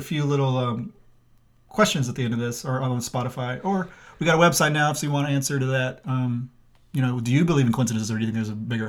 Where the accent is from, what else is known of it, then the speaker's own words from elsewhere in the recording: Cabot, Arkansas, United States; moved away; also born or lived in Kentucky; I'm from Cabot, Arkansas.